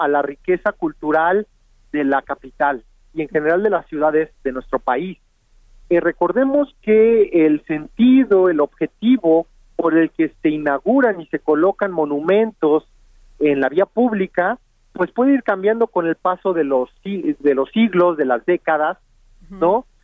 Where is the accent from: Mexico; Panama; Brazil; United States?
Mexico; dónde venimos los mexicanos